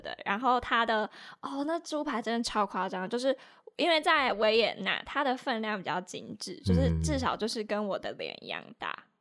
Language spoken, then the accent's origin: Chinese; Taiwan; 我是客家人